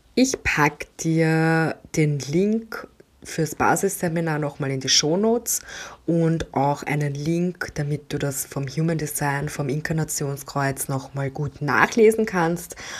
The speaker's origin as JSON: {"language": "German", "country": "Austria", "said": "Bei uns in Österreich"}